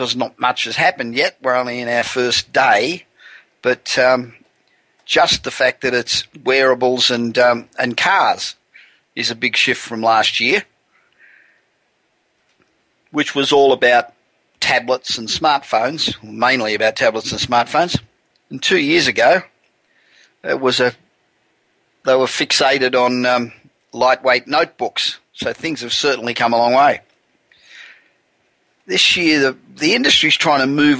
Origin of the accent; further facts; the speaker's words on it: Los Angeles, California, United States; I'm broadcasting from my hometown of Los Angeles